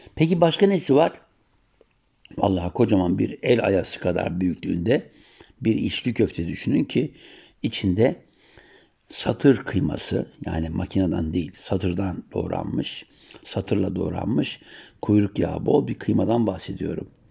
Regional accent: Siirt Province, Turkey; Sir doğumluyum

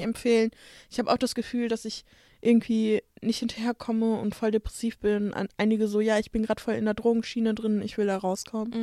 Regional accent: Bottrop, North Rhine-Westphalia, Germany; in Bottrop, wo ich herkomme

